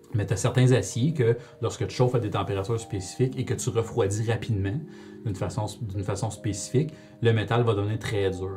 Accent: Rouyn-Noranda, Quebec, Canada; je suis bien de Rouen, fait que c'était à l'école de la source à Rouen

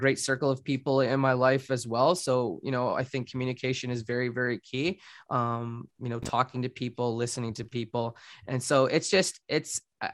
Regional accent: Guelph, Ontario, Canada; in Guelph, being in my hometown

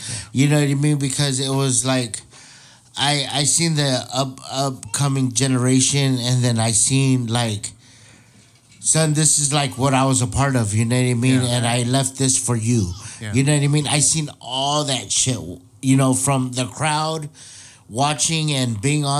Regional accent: San Diego, California, United States; I'm from Skyline

